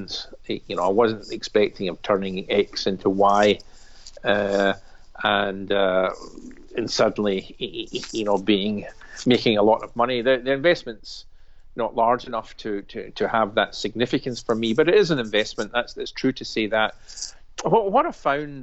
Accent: Glasgow, Scotland, United Kingdom; I'm a Glaswegian. I live in the West End, that's down the road.

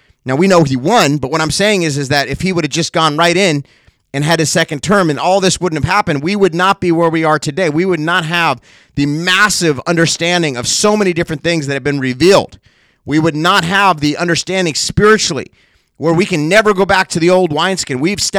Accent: Cincinnati, Ohio, United States; born there; also born or lived in California; Now, I wasn't born in California. I was born in Cincinnati.

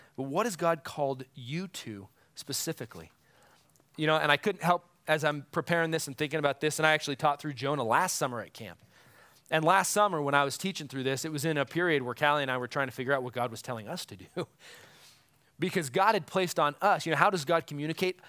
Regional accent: United States; as an American

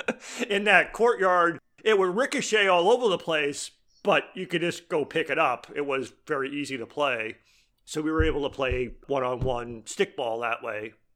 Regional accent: Boston, Massachusetts, United States; now in Iowa, United States; I grew up in Boston, so for New England, so not just, like, Massachusetts

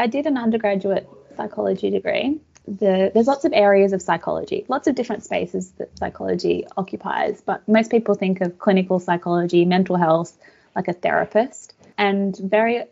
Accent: Australia; also born or lived in Budapest, Hungary; I was born in Budapest in Hungary. And my family came out to Australia when I was about 4 years old.

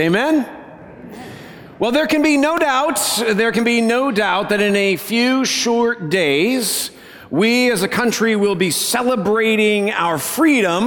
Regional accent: Colorado, United States; moved away; I grew up in Colorado, as most of you know

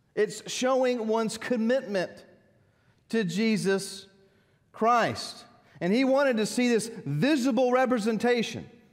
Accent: United States; Growing up in America

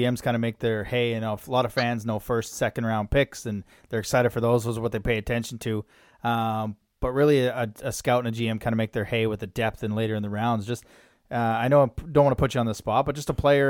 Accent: Alberta, Canada; I'm from Alberta

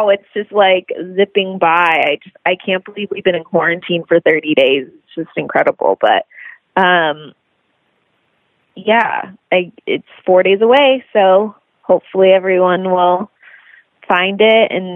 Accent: Long Beach, California, United States; also born or lived in Los Angeles; Born in Long Beach, California. So I'm a California girl

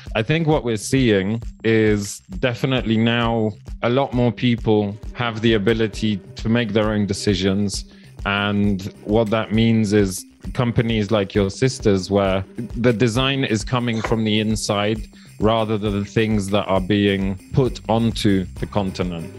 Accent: Poland; now in Kenya; I grew up in Poland

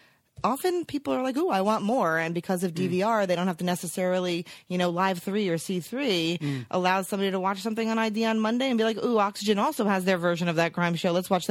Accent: Teaneck, New Jersey, United States; moved away as an adult; also born or lived in Los Angeles / New York; I grew up in Teaneck, New Jersey.

